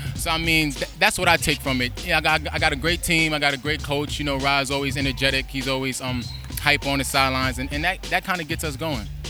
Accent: New York City, New York, United States; I'm from New York City

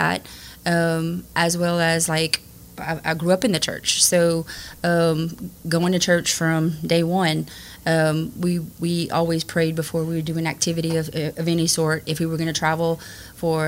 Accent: Richard, Louisiana, United States; also born or lived in Church Point, Louisiana; I actually graduated from Church Point High, but I grew up in Reshore, where there's only, it's a very small community.

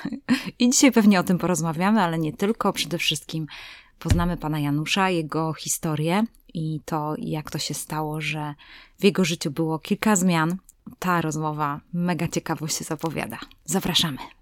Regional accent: Tricity, Pomeranian Voivodeship, Poland; My z Trójmiasta

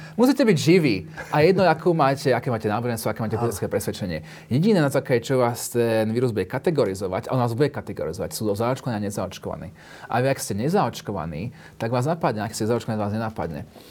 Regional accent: United Kingdom; moved away as an adult; also born or lived in London; now in Slovakia; keď som vyrastal v Británii

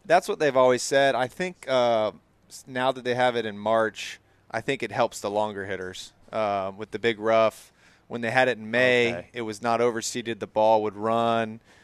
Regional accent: Gainesville, Florida, United States; now in Jacksonville, United States; I grew up in Gainesville

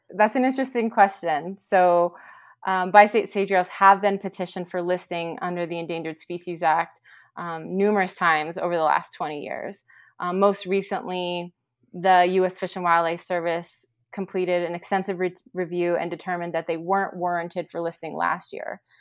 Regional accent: Central Valley, California, United States; now in Bishop, United States; I'm from the Central Valley in California, but I haven't lived there in a really long time

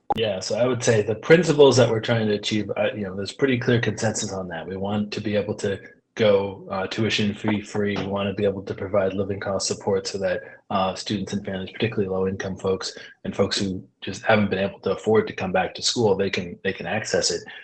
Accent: Pioneer Valley, Massachusetts, United States; I grew up in in the Pioneer Valley

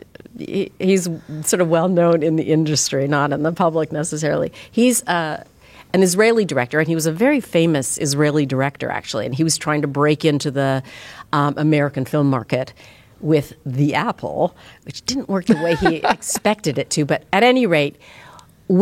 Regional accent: Edmonton, Alberta, Canada; moved away; I was literally back in Edmonton, Alberta, where I'm from

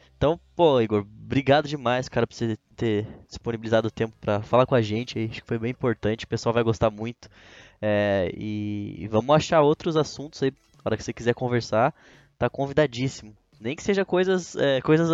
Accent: Brazil; como brasileiro

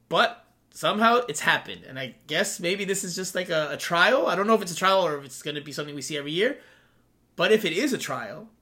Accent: United States; I'm fluent in both, and I can tell you, and I was born in the United States

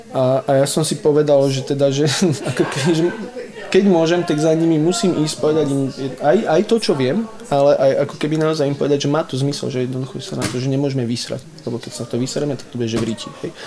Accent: High Tatras, Prešov Region, Slovakia; now in Bratislava, Slovakia; ja som zo Sibíra, tu Sibír ani nikto nevie, kde to je, to je vo Vysokých Tatrach.

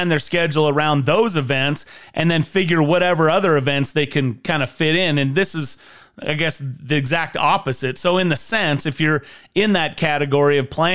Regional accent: Idaho, United States; You and I grew up in Idaho.

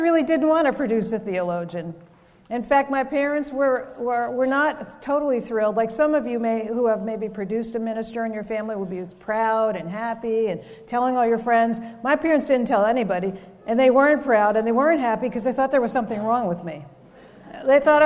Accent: New Jersey, United States; also born or lived in Vancouver, Canada; now in Ohio, United States; I live in Ohio now, and I'm originally from New Jersey

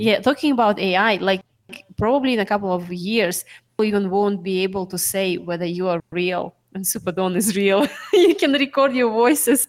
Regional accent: Sakhalin Oblast, Russia; moved away; I was born in Sakhalin

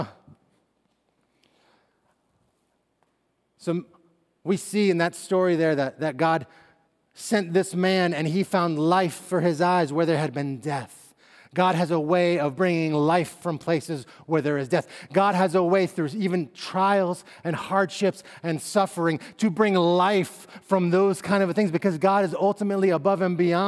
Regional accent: Northeast, United States; moved away as an adult; also born or lived in West Coast; move back to the Northeast where I was from and where my family, you know, still is

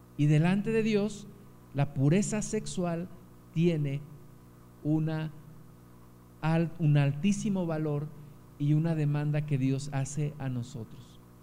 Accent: Mexico; Como mexicanos

